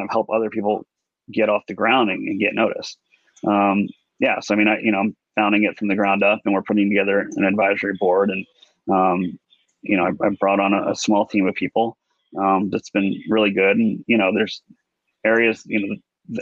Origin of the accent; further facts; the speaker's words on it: Houston, Texas, United States; I grew up in Houston